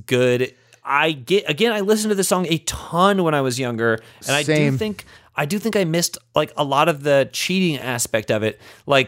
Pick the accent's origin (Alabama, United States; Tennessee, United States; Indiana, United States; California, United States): Indiana, United States; Indianapolis; I remember we called that one growing up in Indianapolis